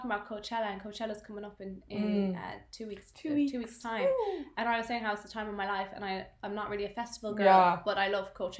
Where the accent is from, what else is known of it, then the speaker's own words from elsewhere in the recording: Galway, Connacht, Ireland; my mom's from Galway, we're from Galway